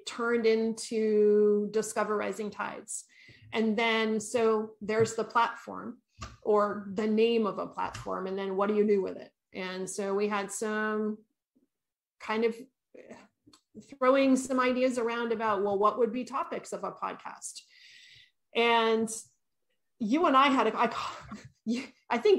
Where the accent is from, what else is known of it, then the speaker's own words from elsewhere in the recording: Maine, United States; moved away as an adult; also born or lived in New Hampshire; now in California, United States; I grew up in Maine, between Maine and New Hampshire, and we raised our kids there.